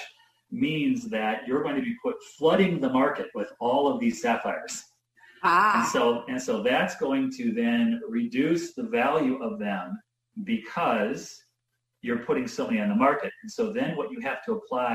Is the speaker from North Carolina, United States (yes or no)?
no; Wisconsin, United States; also born or lived in Janesville, Wisconsin / Milwaukee, Wisconsin; I'm from Wisconsin